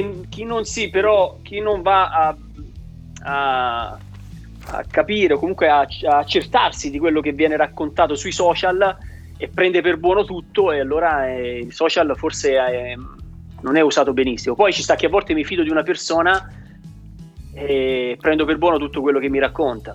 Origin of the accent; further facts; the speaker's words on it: Tuscany, Italy; da toscano lavoro prettamente la zona del Chianti Classico